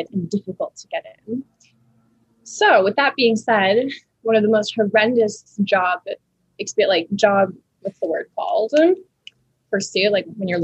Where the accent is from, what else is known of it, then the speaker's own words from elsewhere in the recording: United States; also born or lived in France; when I flew back to America, even as like a 13-year-old girl